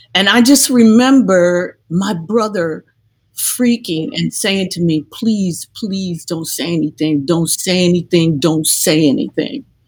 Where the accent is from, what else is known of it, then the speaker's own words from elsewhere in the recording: Detroit, Michigan, United States; I'm from Detroit